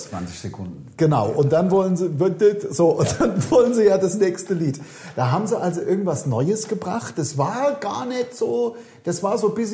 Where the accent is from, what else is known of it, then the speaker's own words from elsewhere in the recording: Hesse, Germany; Also ich bin ja Hesse durch und durch.